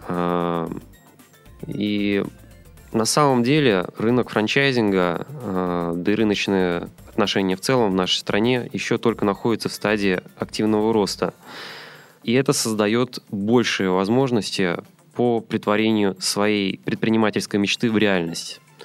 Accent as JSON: {"language": "Russian", "region": "Saint Petersburg", "country": "Russia", "tie": "born or raised there", "moved": "as an adult", "lives_now": "Moscow, Russia", "said": "Сам я родом из Петербурга"}